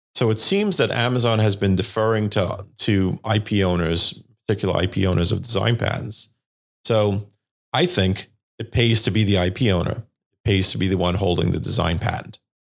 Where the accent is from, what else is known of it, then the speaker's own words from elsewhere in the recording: New York City, New York, United States; I'm from Staten Island, New York. and that's where I grew up.